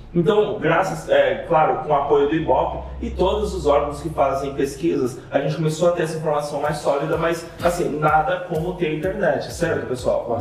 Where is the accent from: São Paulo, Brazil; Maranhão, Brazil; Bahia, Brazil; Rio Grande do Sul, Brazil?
Bahia, Brazil; no Nordeste da minha terra, da Bahia